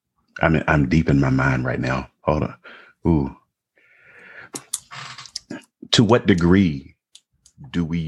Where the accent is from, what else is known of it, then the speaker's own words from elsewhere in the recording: United States; we are American